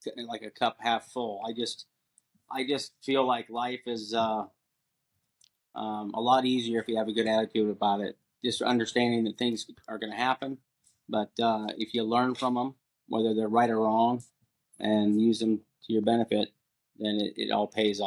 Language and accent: English; Port Angeles, Washington, United States; moved away as an adult; also born or lived in San Clemente, California; I grew up in Port Angeles, Washington, up on the coast, and went in the Marine Corps right out of high school